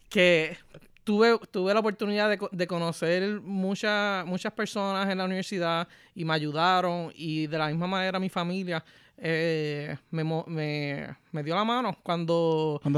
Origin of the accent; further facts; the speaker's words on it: Ponce, Puerto Rico; moved away as an adult; also born or lived in Hatillo, Puerto Rico / Arecibo, Puerto Rico; now in United States; yo viví en varias partes de Puerto Rico, pero la, primera impresión lo que digo es soy de Ponce